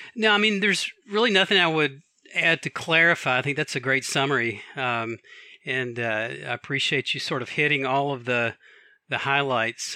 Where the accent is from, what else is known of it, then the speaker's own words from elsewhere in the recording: Atlanta, Georgia, United States; also born or lived in Washington, D.C. area / Alexandria, Virginia; now in Takoma Park, United States; I actually gr-, gr-, grew up in Atlanta, Georgia, but I've lived here, I think, longer than I've lived anywhere else